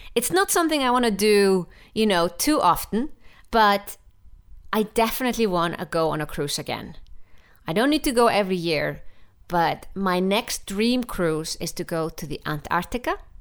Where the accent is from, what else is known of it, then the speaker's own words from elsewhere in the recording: Iceland; I'm from Iceland